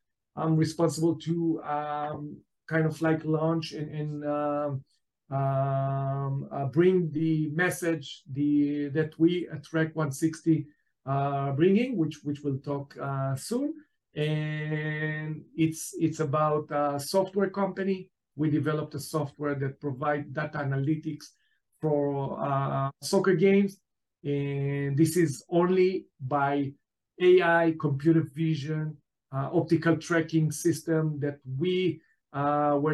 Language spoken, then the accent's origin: English; Israel; also born or lived in New York, United States; I was born in New York, and then my family moved to Israel back at the 70s and was raised in Israel